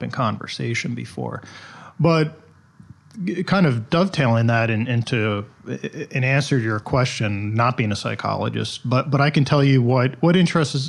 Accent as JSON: {"language": "English", "region": "New Jersey", "country": "United States", "tie": "born or raised there", "said": "I grew up in New Jersey"}